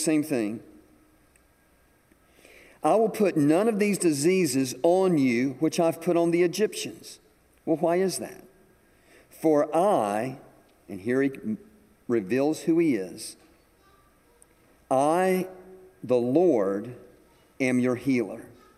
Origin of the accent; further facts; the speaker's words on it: Atlanta, Georgia, United States; moved away as an adult; now in South Carolina, United States; I was from Georgia. I was from Atlanta.